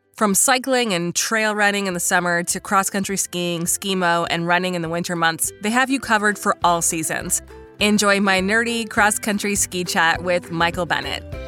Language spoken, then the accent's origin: English; Tilbury, Ontario, Canada; moved away as an adult; now in Ottawa, Canada; I grew up in Tilbury, which is, like, just down the four oh one